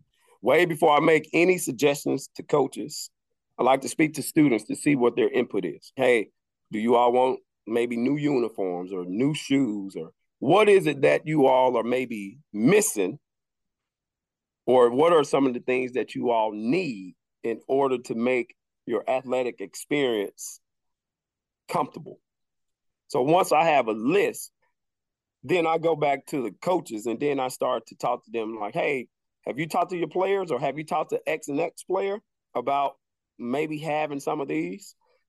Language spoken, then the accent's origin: English; the South, United States; Being born and raised in the South, it teaches you different values, right?